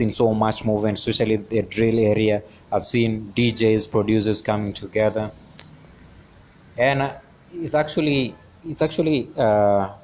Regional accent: Kenya; as a Kenyan artist, as a Kenyan creative.

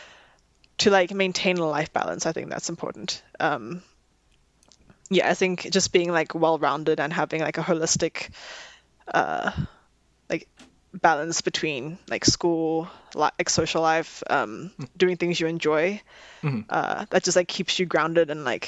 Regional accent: South Africa; moved away as an adult; now in Vancouver, Canada; growing up in South Africa

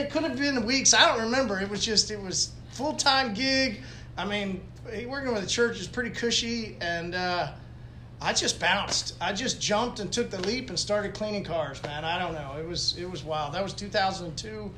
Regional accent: Tulsa, Oklahoma, United States; I grew up here in Tulsa

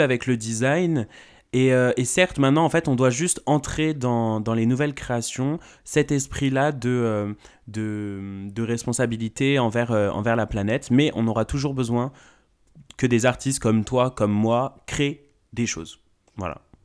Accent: the South, France; je viens du Sud

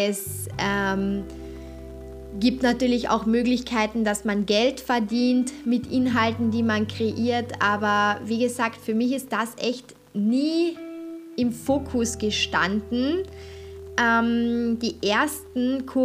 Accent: Austria; als ich mit YouTube angefangen habe, konnte man als Österreicher überhaupt noch gar keine Werbung vor Videos schalten.

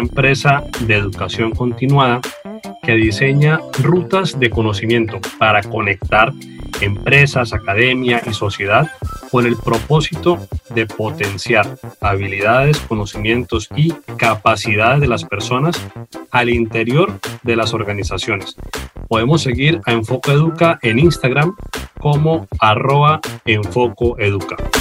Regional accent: Norte de Santander, Colombia

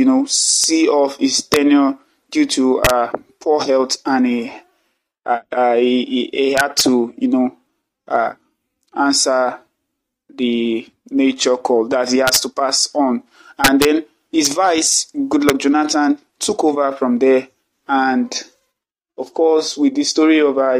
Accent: Nigeria; as a Nigerian

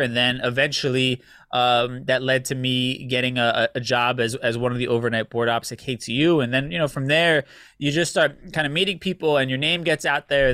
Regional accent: United States; we're also Americanized because we grew up here in the States, right? So for me, my family would, would clown me back in Puerto Rico

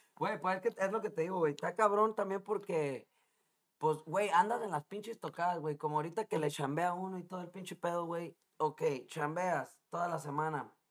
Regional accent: Mexico; now in Chicago, United States; Yo crecí con ellos en México

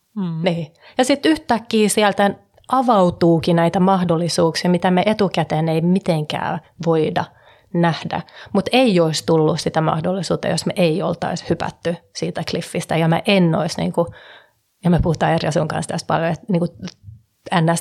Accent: Stockholm, Stockholm County, Sweden; moved away; also born or lived in Finland / California / Hong Kong; syntynyt Suomessa ja kasvanut Tukholmassa

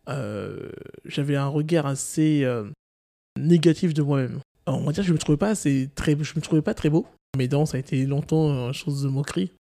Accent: Guadeloupe; born or raised there

